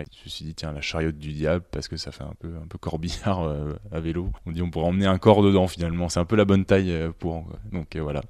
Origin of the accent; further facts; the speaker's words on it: Bourgogne-Franche-Comté, France; also born or lived in Dijon; là où j'ai grandi, donc dans le Morvan